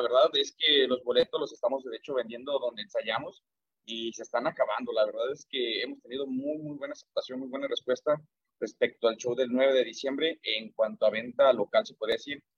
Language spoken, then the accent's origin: Spanish; Ocotlán, Jalisco, Mexico; nosotros somos aquí de Ocotlán